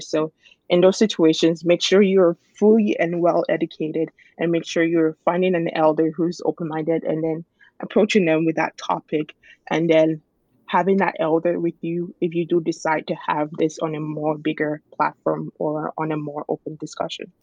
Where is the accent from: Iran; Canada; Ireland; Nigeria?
Nigeria; my culture of being a Nigerian and being a Yoruba person